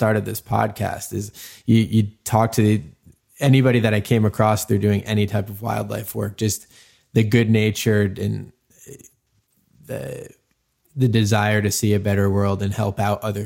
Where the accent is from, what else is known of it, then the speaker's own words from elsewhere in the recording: Cape Cod, Massachusetts, United States; I grew up on Cape Cod in Massachusetts